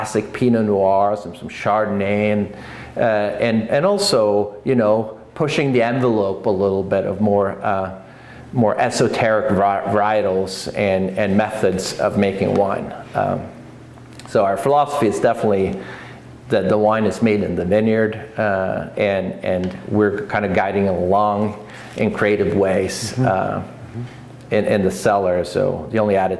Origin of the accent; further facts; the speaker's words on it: Norway; moved away as an adult; now in Oregon, United States; my childhood friend that I grew up with in Oscar, it's just south of Oslo I grew up